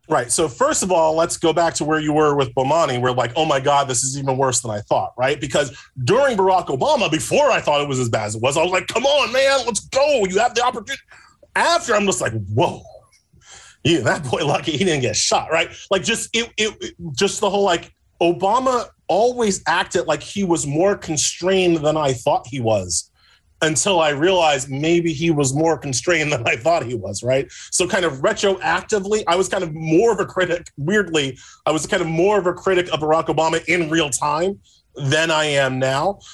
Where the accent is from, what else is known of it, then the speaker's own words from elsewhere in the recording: New York, United States; my home state up here in New York